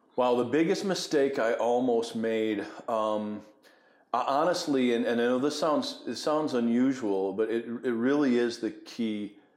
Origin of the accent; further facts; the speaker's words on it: Buffalo, New York, United States; I grew up in Buffalo, New York